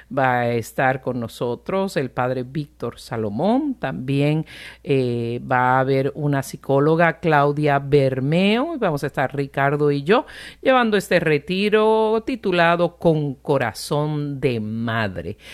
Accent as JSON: {"language": "Spanish", "country": "Puerto Rico", "said": "yo soy de Puerto Rico"}